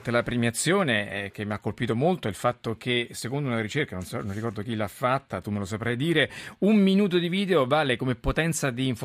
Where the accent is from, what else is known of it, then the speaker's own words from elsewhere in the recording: Messina, Sicily, Italy; born there; sono nato a Messina 31 anni fa